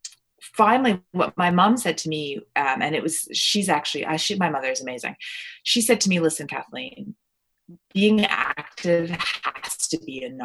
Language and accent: English; Ontario, Canada; also born or lived in Toronto, Ontario / Stratford, Ontario / London, Ontario / Niagara-on-the-Lake, Ontario; Although I was born in Toronto, I lived in, you know, Stratford, Ontario, and London, Ontario, and Niagara-on-the-Lake, and all these little places